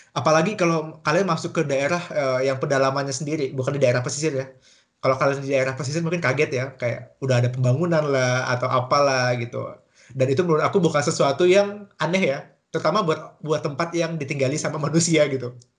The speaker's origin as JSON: {"language": "Indonesian", "region": "Kalimantan", "country": "Indonesia", "also_born_or_lived": "Germany", "moved": "as an adult", "said": "sebagai orang Kalimantan sendiri. Emang aku bukan orang Kalimantan Selatan"}